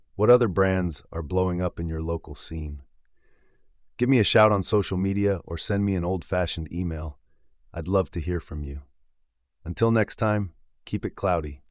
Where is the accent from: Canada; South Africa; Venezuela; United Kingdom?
United Kingdom; England; accent: English; my English accent